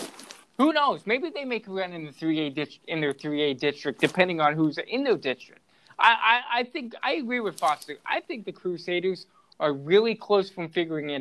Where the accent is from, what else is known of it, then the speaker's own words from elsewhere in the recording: La Crosse, Wisconsin, United States; moved away; I came from La Crosse